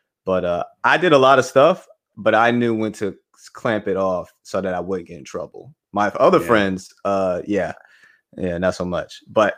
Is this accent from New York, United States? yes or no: yes; Bronx, New York, United States; born there; My wife and I, we're both from the Bronx. So we're born there.